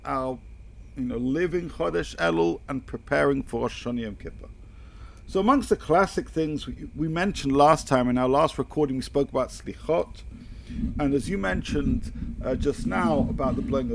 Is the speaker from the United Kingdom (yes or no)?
yes; United Kingdom; I come from the United Kingdom